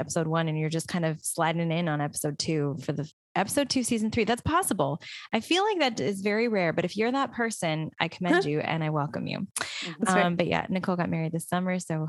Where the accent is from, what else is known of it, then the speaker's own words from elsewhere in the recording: Canada; We're all Canadian